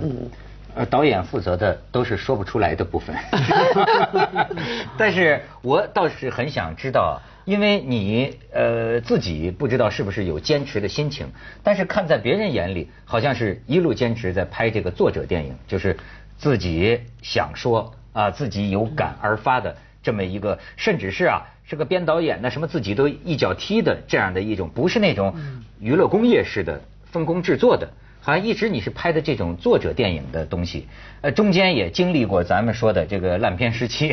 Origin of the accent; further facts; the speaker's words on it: northern China, China; accent: northern Chinese speech; 照我们这北方话说